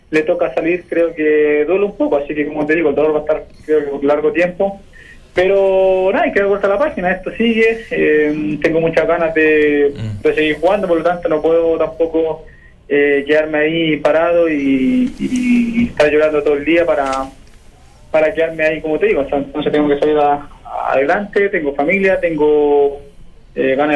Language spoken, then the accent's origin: Spanish; Chile; lo que pasa es que yo soy, chileno y los chilenos tenemos.